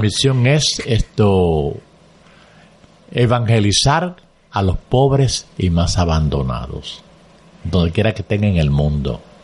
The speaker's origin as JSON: {"language": "Spanish", "town": "Caguas", "country": "Puerto Rico", "tie": "born or raised there", "also_born_or_lived": "Aguas Buenas, Puerto Rico", "said": "no habíamos jugado a Caguas. Y allá, pues, de allá salí yo hacia el seminario"}